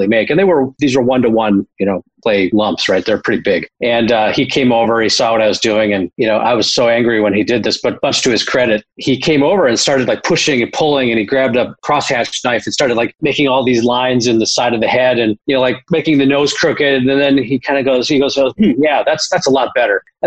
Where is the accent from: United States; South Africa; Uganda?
United States; Minneapolis, Minnesota; also born or lived in Wisconsin; when my parents separated and divorced when I was 10 years old. And I moved across from Wisconsin to Minneapolis